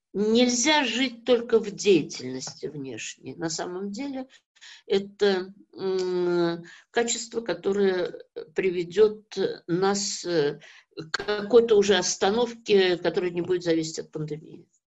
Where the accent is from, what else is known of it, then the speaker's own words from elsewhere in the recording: Kazan, Tatarstan, Russia; moved away; моя родина Казань, я родилась в Казани